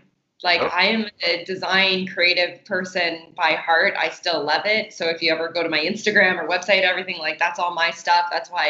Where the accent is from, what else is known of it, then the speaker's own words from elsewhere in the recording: Canada; So because I'm from Canada, I was able to travel to Cuba a lot.